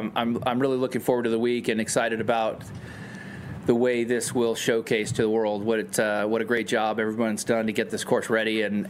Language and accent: English; San Diego, California, United States; here where I grew up in San Diego